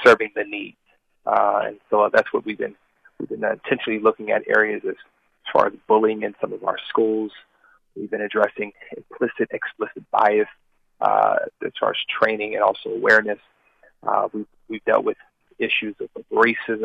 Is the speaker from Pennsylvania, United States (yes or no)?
yes; Philadelphia, Pennsylvania, United States; born and raised in Philadelphia